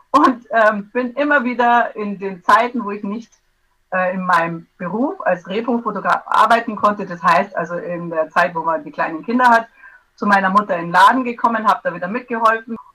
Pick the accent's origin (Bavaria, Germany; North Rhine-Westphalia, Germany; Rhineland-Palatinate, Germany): Bavaria, Germany; aus Bayern vom schönen Ammersee in der Nähe von München.